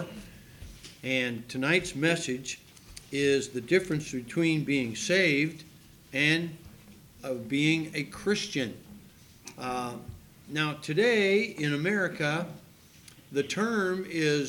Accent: United States; I'm an American

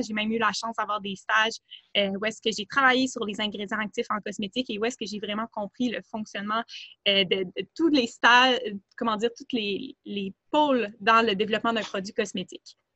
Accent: Montreal, Quebec, Canada; je suis plutôt originaire de Montréal

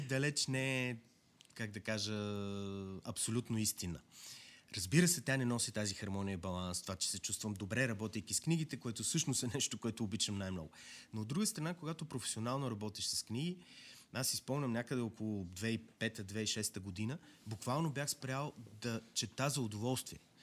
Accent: Yambol, Yambol Province, Bulgaria; аз съм от Ямбол

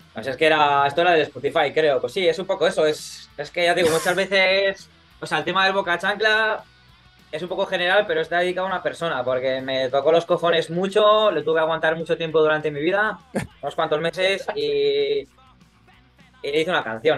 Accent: Burgos, Castile and León, Spain; now in Barcelona, Spain; yo soy de Burgos

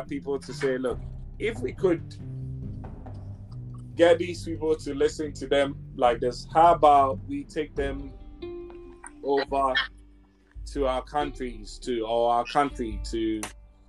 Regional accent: Ghana; I'm Ghanaian. I'm from Ghana in Africa

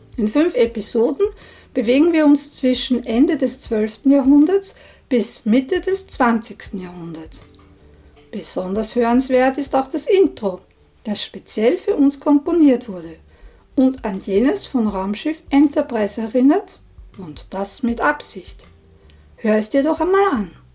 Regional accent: Austria; bei uns in Österreich

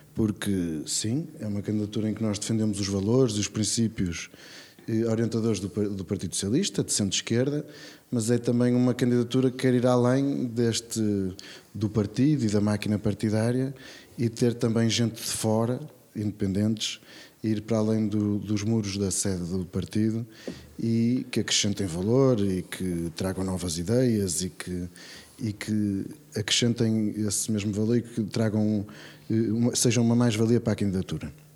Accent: Braga, Norte, Portugal; A cidade onde eu cresci, onde os meus filhos nasceram

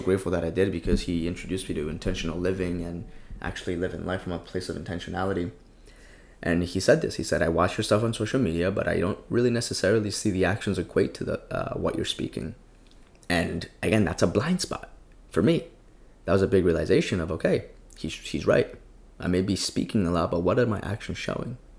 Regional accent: Colombia; now in United States; I grew up in Colombia, came into the States

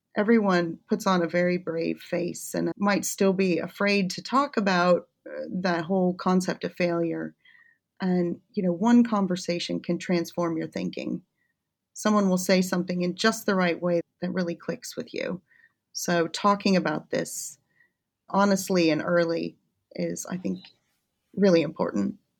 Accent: United States; moved away as an adult; also born or lived in Kansas / Washington, D.C. / Connecticut / Birmingham; now in Warwick, United Kingdom; I'm originally from the States

